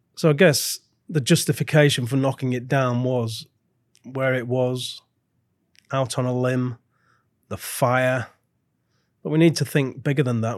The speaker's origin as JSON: {"language": "English", "town": "Blackburn", "region": "North West England", "country": "United Kingdom", "tie": "born or raised there", "moved": "yes", "lives_now": "Birmingham, United Kingdom", "said": "I've lived here for more than thirty years, but I grew up in Blackburn"}